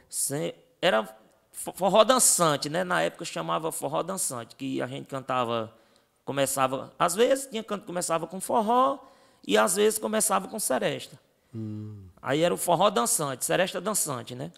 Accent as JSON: {"language": "Portuguese", "town": "Russas", "region": "Ceará", "country": "Brazil", "tie": "born or raised there", "said": "a gente vem da cidade de Russas"}